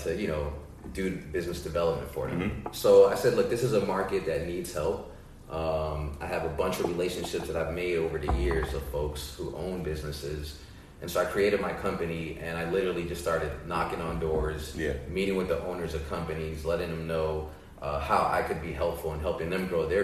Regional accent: Washington, District of Columbia, United States; as a DC native

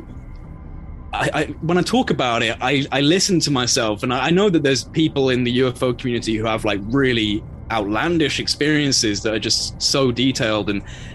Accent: England, United Kingdom

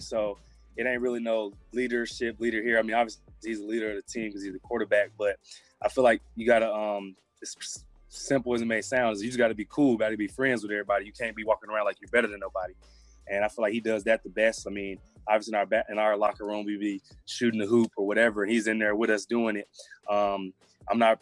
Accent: Memphis, Tennessee, United States; I grew up in with in Memphis

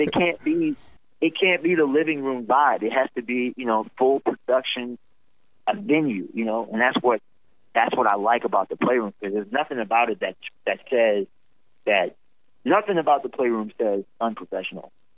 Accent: Roanoke, Virginia, United States; now in Charlotte, United States; Roanoke, Virginia, my hometown

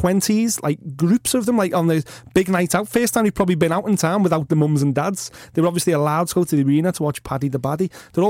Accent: Liverpool, North West England, United Kingdom; I'm saying I'm 40. I'm from South Liverpool, from the suburbs.

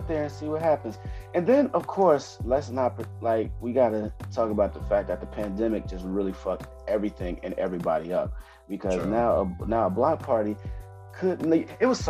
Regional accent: West Coast, United States; I'm from the West Coast

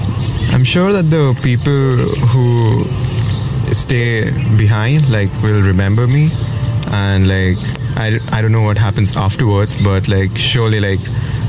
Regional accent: India; English is a second language; Maybe because I'm from India and Hindu religion, so maybe I'll be reincarnated again, probably.

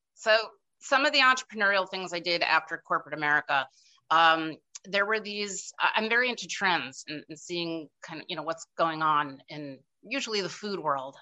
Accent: outside of New York City, United States; I grew up outside of New York City

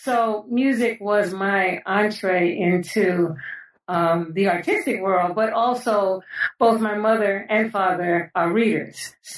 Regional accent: New York City, New York, United States; I was born and raised in New York City, in the Bronx specifically, but it was a great place to grow up.

